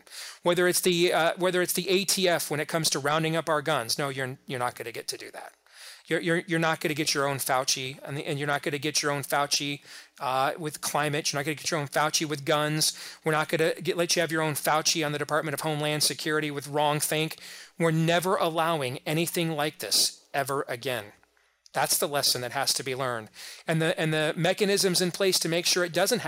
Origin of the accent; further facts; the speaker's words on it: Iowa, United States; my home state of Iowa